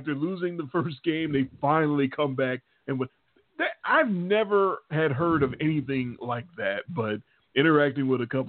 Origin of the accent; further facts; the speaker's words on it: Chicago, Illinois, United States; moved away; I'm from Chicago and I'm a Bears fan.